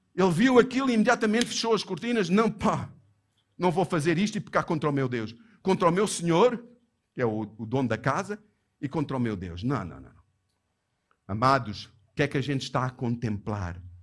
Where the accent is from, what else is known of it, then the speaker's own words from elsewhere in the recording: Johannesburg, Gauteng, South Africa; Eu lembrei-me da igreja onde eu cresci, onde a minha santa e bendita mãe me levava à força, quando eu era miúdo, para aquela igreja em Joanesburgo